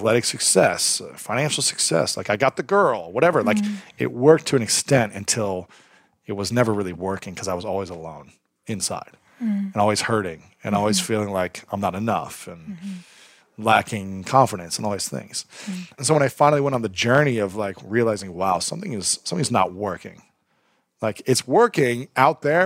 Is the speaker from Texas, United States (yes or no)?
no; Ohio, United States; where I grew up in Ohio